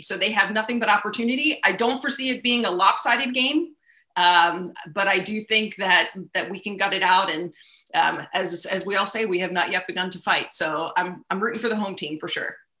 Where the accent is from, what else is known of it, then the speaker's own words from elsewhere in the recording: Baltimore, Maryland, United States; moved away as an adult; also born or lived in Ithaca, New York; I'm from Baltimore originally.